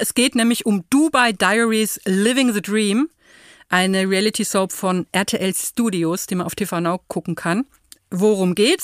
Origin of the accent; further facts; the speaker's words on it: Würzburg, Bavaria, Germany; ich bin ja in Würzburg geboren und so mhm. in Unterfranken aufgewachsen